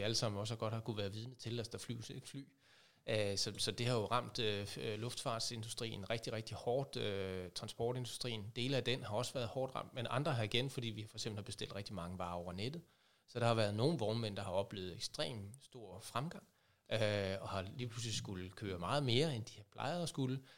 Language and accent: Danish; Aabenraa, Southern Denmark, Denmark; kommer, ligesom dig Henrik, fra Åben Rå